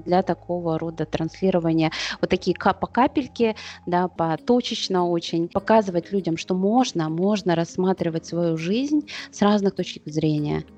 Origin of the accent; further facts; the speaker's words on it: Saint Petersburg, Russia; я из Петербурга.